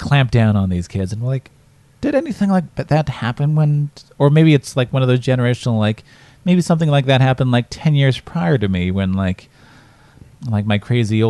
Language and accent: English; Asquith, Saskatchewan, Canada; my hometown of Asquith in Saskatchewan right now. Small town.